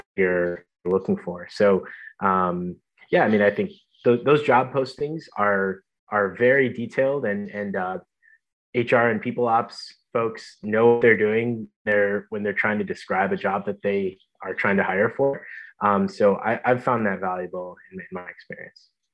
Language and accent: English; Michigan, United States; moved away as an adult; also born or lived in Los Angeles; born and raised in Michigan